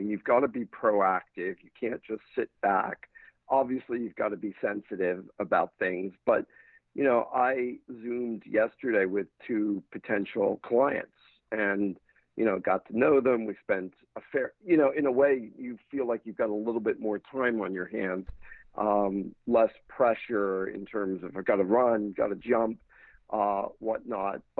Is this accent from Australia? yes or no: no; London, United Kingdom; moved away as an adult; now in United States; I had a couple of years in the States, but I uh, essentially I grew up in London moved out here at 18 to go to UCLA.